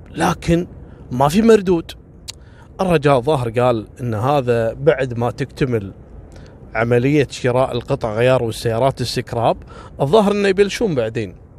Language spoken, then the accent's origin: Arabic; Kuwait; عندنا في الكويت